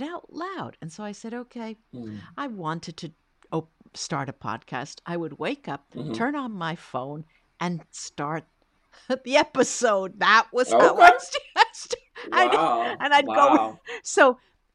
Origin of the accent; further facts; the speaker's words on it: New Jersey, United States; now in Rome, Italy; I grew up in New Jersey in the greater New York area